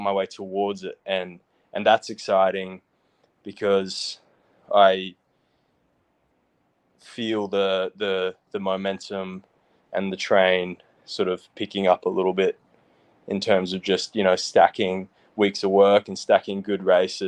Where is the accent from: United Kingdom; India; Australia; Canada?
Australia; moved away; also born or lived in United States; I grew up in Oz